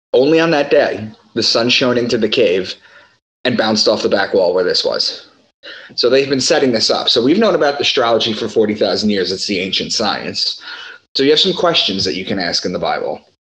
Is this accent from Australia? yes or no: no; Long Island, New York, United States; also born or lived in Boston; I'm from Long Island and I moved to Boston in 2013